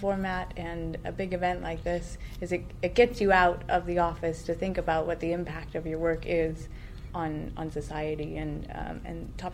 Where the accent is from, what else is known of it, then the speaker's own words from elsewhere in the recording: United States; now in Edinburgh, United Kingdom; I'm an American.